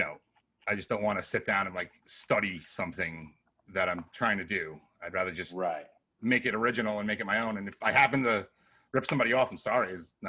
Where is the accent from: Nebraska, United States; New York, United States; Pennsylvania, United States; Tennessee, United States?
New York, United States; also born or lived in Connecticut; I'm all about New York, Little Vincent's over here and shit like that. You know, I guess that's what you grow up